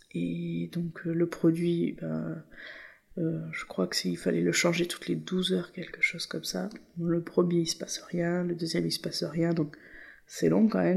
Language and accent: French; La Seyne-sur-Mer, Provence-Alpes-Côte d'Azur, France; Nous, on est de la Seine, donc c'est l'autre côté de Toulon.